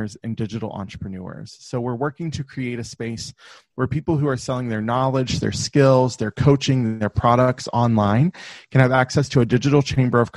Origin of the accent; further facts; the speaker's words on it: the South, United States; I grew up in the South in the US. So if you can't, my accent will come out from time to time